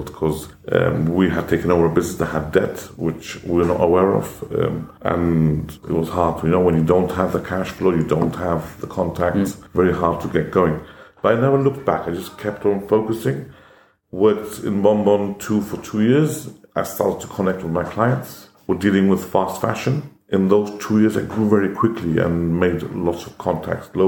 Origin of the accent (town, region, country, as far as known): Gibraltar; born or raised there; English is a second language; also born or lived in India